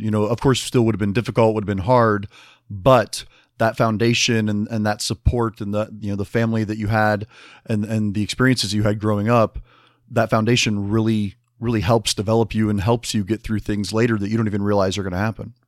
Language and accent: English; Midwest, United States; I'm from the Midwest